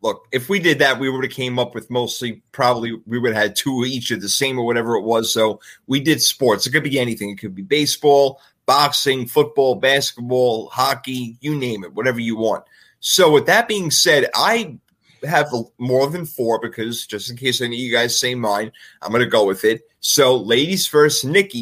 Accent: New York, United States; As a New Yorker

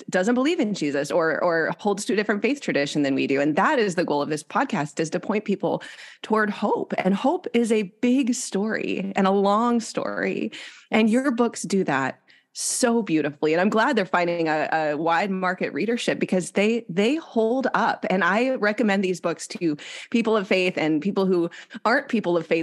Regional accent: Lansing, Michigan, United States; born or raised there

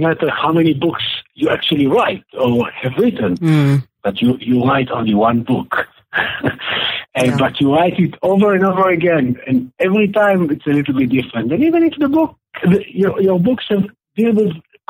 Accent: Jerusalem, Jerusalem District, Israel; moved away as an adult; also born or lived in Berkeley, United States; I grew up in Jerusalem in the 1960s and 70s

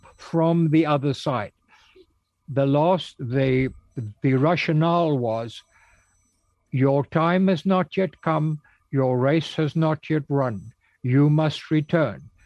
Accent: South Africa; also born or lived in Cape Town; I was raised in the Congregational Church in South Africa in my hometown.

